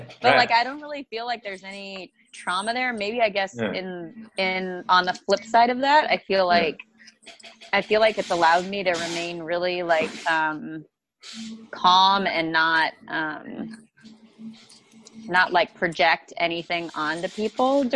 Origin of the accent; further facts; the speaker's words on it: Montana, United States; now in Fort Worth, United States; I grew up in Montana and the outdoors